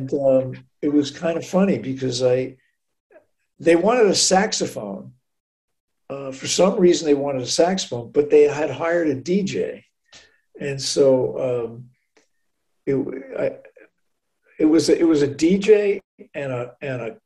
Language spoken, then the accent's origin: English; North Bellmore, New York, United States; also born or lived in Manhattan, New York / Amagansett, New York; I'm from Long Island, so I grew up near Jones Beach